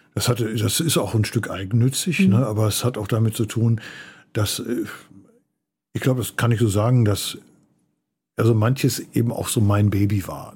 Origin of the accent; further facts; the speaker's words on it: Förde, Germany; wo ich aufgewachsen bin, dieser Ort, ich nannte ihn schon Förde, das war ja das war ein Dorf